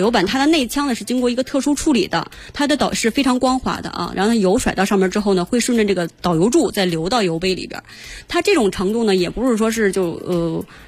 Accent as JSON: {"language": "Chinese", "country": "China", "said": "从我们中国人这个饮食文化上来讲"}